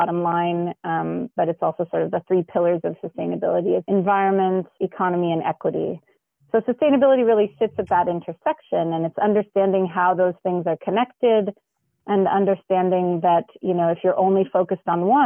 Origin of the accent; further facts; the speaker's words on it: Los Angeles, California, United States; I grew up in the San Fernando Valley